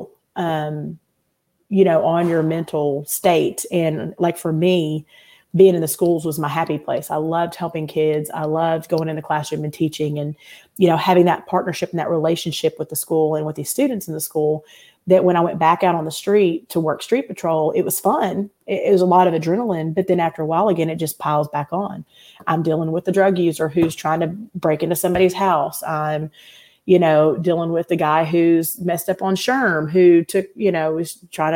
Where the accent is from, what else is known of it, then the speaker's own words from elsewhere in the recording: Little Rock, Arkansas, United States; also born or lived in Seattle area / Benton, Arkansas; now in Arkansas, United States; I grew up in Little Rock